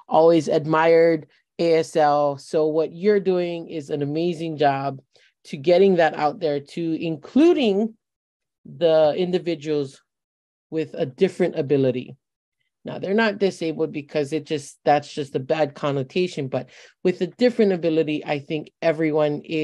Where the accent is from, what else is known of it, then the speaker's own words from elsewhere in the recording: West Side, Hawaii, United States; I was born and raised on the West Side.